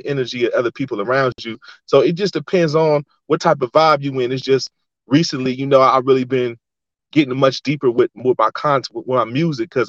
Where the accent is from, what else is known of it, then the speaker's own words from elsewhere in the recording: Oakland, California, United States; moved away as an adult; also born or lived in San Diego, California; now in Las Vegas, United States; I grew up in Oakland